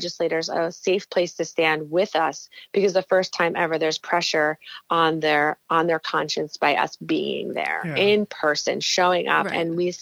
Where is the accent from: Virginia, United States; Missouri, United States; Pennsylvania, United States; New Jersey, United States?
New Jersey, United States; I was from New Jersey